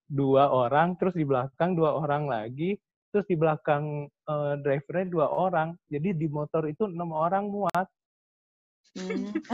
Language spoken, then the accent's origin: Indonesian; Indonesia; lah kita kan dari Indonesia lumayan uh, bisa menyombongkan bulu tangkisnya.